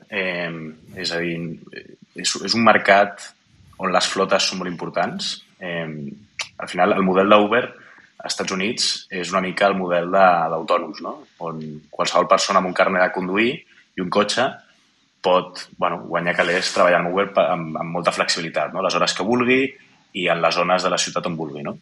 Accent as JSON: {"language": "Catalan", "town": "Barcelona", "region": "Catalonia", "country": "Spain", "tie": "born there", "also_born_or_lived": "Kyiv, Ukraine / Moscow, Russia", "said": "jo vaig néixer a Barcelona, però vaig passar els meus, primer, els meus primers 10 anys eh, vivint a l'estranger per la feina del meu mm -hmm. pare. Vaig passar 7 anys vivint a Kiev, a la capital d'Ucraïna, i 3 anys a Moscou"}